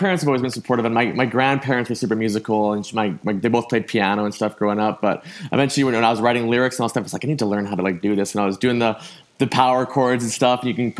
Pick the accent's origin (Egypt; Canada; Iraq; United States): Canada; obviously growing up in Canada